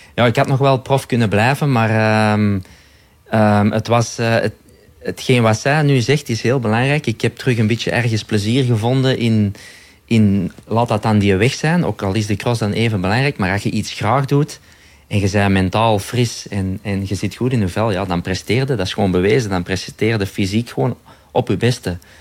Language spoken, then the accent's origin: Dutch; Belgium; wij als Belgen